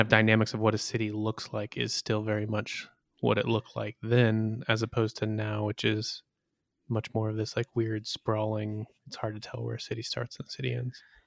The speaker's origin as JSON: {"language": "English", "region": "Michigan", "country": "United States", "tie": "born or raised there", "moved": "yes", "said": "my hometown, which is a town of about twenty-five hundred people in Michigan"}